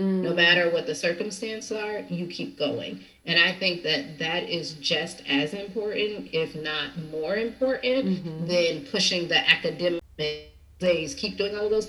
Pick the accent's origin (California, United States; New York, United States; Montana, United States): California, United States; Southern; I grew up in Southern California.